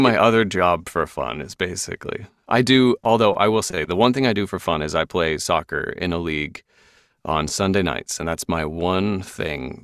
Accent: Seattle, Washington, United States; also born or lived in London; I'm from Seattle

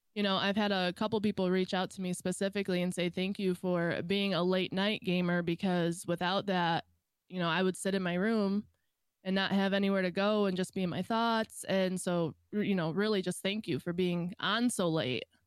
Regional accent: Michigan, United States; I am from Michigan

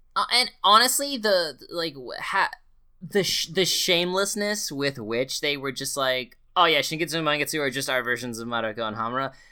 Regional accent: Delaware, United States; moved away; I'm from Delaware

